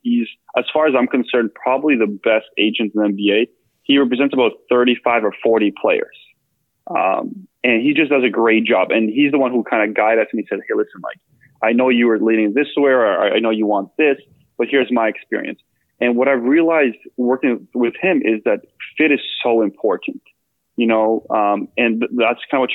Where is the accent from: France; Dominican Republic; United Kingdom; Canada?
Canada; also born or lived in Bosnia; now in Portland, United States; I grew up in Canada.